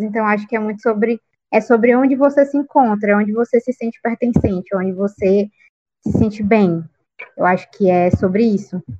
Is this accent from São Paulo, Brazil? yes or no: no; interior of Piauí, Brazil; now in Teresina, Brazil; não sou da capital, né, do Piauí, onde a gente grava aqui o podcast, eu sou do interior, sou do sul do estado, e, e eu venho, tipo, de uma comunidade muito pequena.